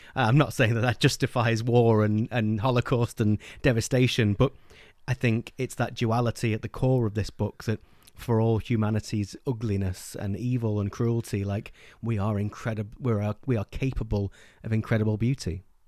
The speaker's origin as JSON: {"language": "English", "region": "England", "country": "United Kingdom", "tie": "born or raised there", "said": "English people growing up in England"}